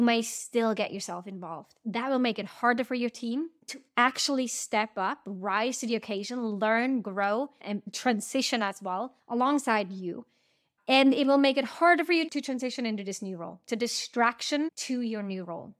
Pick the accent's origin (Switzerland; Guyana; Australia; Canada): Switzerland; now in United States; I'm right now recording this episode from my hometown, we are spending a bit of time near my parents' house in Switzerland